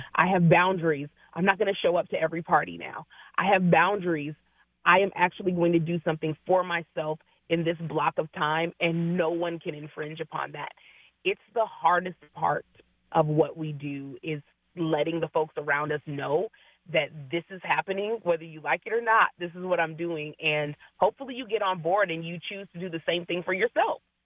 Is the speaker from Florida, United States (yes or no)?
no; Seattle, Washington, United States; I am uh, born and bred in the Seattle area